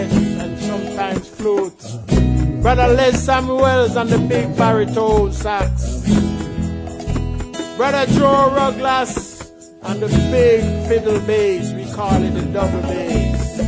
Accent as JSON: {"language": "English", "country": "Jamaica", "tie": "born or raised there", "said": "as a youth of 5 years old, growing up in the hills of Warrika"}